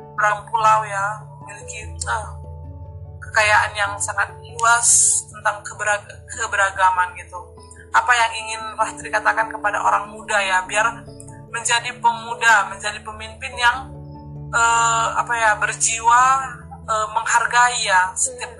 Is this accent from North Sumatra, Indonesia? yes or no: yes; Batak, North Sumatra, Indonesia; accent: Batak; aku dari Batak